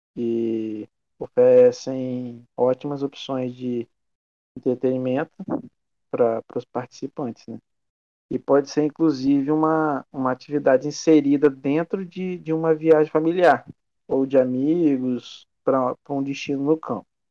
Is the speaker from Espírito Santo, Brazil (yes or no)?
yes; Castelo, Espírito Santo, Brazil; eu sou de Castelo, né? Espírito Santo